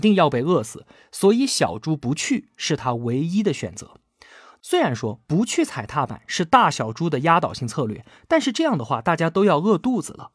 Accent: China; 我们中国人古老的智慧

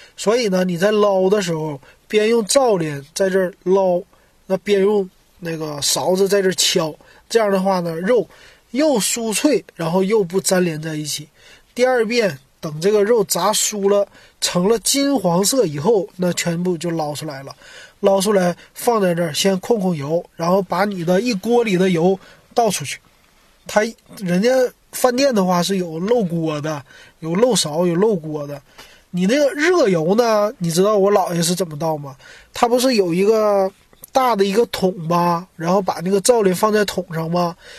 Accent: Shenyang, Liaoning, China; moved away as an adult; now in Shanghai, China; 我是沈阳人，我离开沈阳之后，吃的锅包肉就再也没吃到沈阳的那儿的锅包肉了

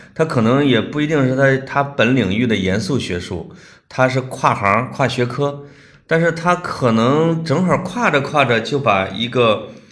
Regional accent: China; also born or lived in Scotland; 我们中国人的大方

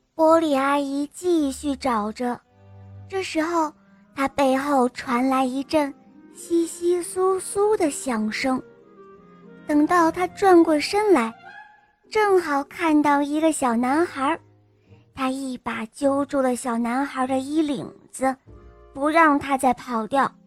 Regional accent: Yichun, Jiangxi, China; 我今年十岁了，我来自江西省宜春

